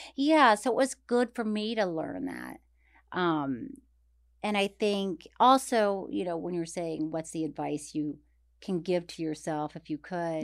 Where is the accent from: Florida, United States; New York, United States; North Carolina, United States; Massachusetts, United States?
Florida, United States; Tallahassee; moved away; my hometown of Tallahassee